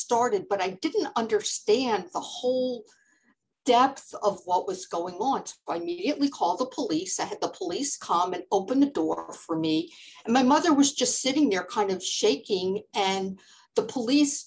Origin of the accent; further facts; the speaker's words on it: Florida, United States; moved away as an adult; also born or lived in New York; I grew up in Florida and I had moved to New York